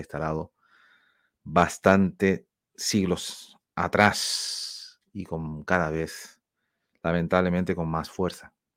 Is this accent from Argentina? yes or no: no; Spain; now in Canary Islands, Spain; Somos de España, somos de Europa